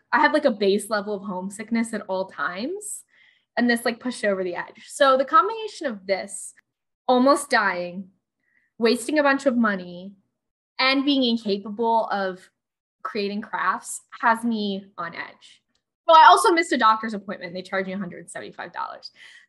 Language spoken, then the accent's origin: English; Pennsylvania, United States; also born or lived in Allentown, Pennsylvania (birthplace); If you've ever heard the … famously about my hometown, but named about the place where I was born because it sounded better.